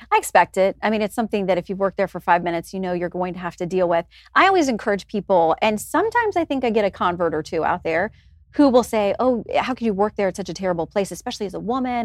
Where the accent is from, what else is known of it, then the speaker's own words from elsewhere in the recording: Tallahassee, Florida, United States; moved away; I grew up in Tallahassee